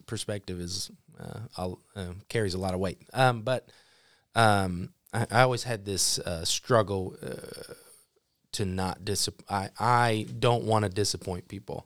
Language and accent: English; Broken Arrow, Oklahoma, United States; moved away; also born or lived in Neosho, Missouri; Broken Arrow, Oklahoma home, which is a suburb of Tulsa. Um, I was born there